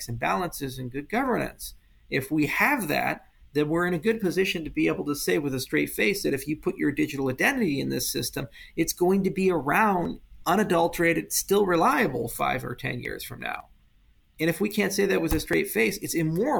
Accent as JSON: {"language": "English", "region": "Hawaii", "country": "United States", "tie": "born or raised there", "said": "I grew up in Hawaii, and I lived in this little town on the east side of Maui"}